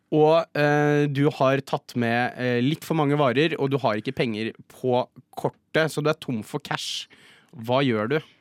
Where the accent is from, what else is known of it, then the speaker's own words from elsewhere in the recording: Jessheim, Akershus, Norway; now in Oslo, Norway; hjemme på Jessheim så har vi en Coop